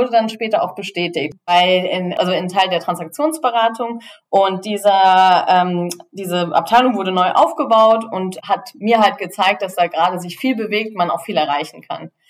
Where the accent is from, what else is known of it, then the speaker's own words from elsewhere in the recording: Germany; moved away as an adult; now in Switzerland; wie man hören kann, komme ich aus Deutschland, lebe aber schon seit zehn Jahren in der Schweiz. Ich äh, damals entschieden, mein VWL-Studium in Zürich zu beginnen